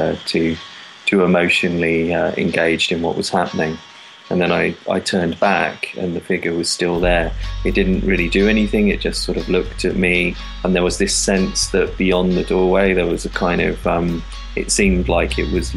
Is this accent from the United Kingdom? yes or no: yes; London, United Kingdom; growing up in London's very multicultural